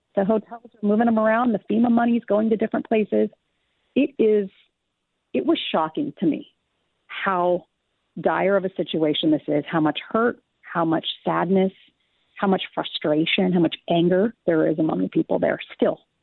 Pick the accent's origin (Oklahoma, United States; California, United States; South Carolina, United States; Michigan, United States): California, United States; now in Minnesota, United States; I grew up in California